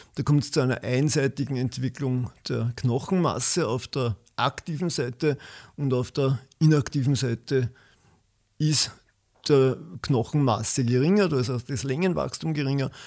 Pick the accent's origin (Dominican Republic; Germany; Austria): Austria; Waldviertel, near Gmünd, Lower Austria; moved away as an adult; also born or lived in Vienna; Ich komme aus dem Waldviertel, genauer gesagt aus der Gegend von Gmünd